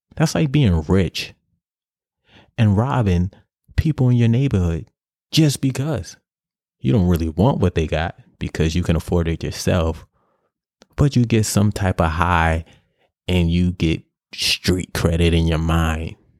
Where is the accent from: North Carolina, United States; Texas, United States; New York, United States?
New York, United States; New York City; In my project, I grew up in Grant, Grant Housen on the west side of Harlem.